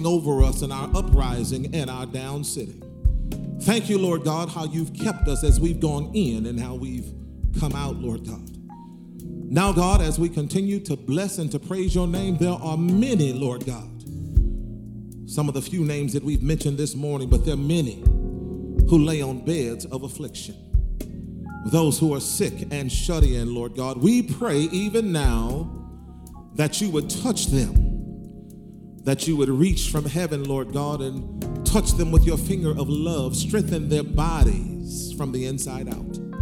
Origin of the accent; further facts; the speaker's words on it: the South, United States; I'm going back to my roots in the South